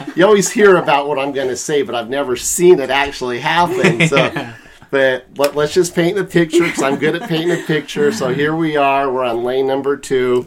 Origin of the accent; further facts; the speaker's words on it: St. George, Utah, United States; also born or lived in Salt Lake City, Utah / Korea; I'm from St. George. Technically, I was born in Salt Lake, and uh, when I was three, my mom got divorced and moved to St. George. Lived there till '90